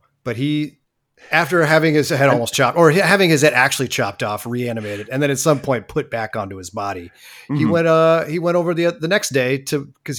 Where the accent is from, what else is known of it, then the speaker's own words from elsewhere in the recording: Oakland, California, United States; I'm from Oakland. I don't know.